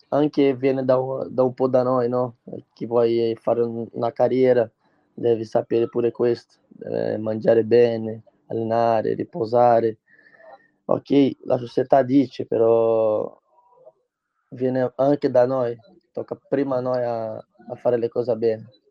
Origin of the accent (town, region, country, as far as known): Brazil; Italian is a second language; moved away as an adult; now in Italy